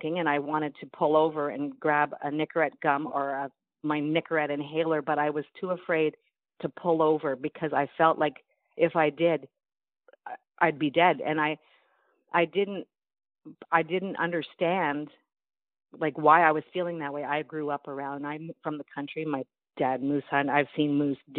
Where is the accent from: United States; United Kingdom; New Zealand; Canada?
Canada; North Bay, Ontario; I'm from North Bay, Ontario